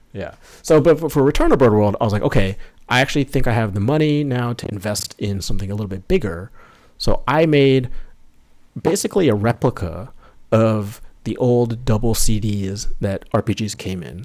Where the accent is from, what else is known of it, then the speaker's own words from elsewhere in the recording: New York, United States; I'm from, born and raised in New York, not in the city, just a, a little bit north of the city.